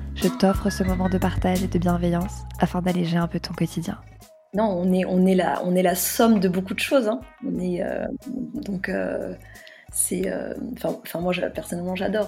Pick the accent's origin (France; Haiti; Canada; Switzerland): France; near Carcassonne, Occitania; J'ai grandi près de Carcassonne, auprès de ma grand-mère maternelle, qui parlait occitan et très peu français